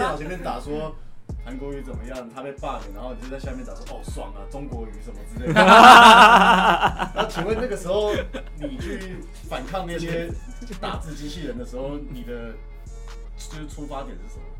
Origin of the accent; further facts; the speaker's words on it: Taiwan; 我们是台湾人，